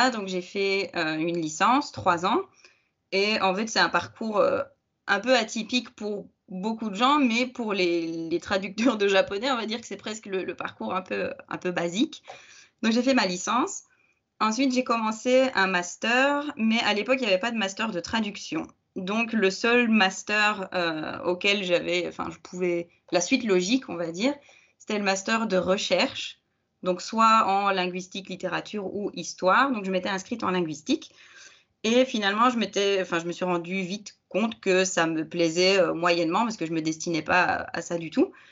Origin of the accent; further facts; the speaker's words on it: Belgium; je suis belge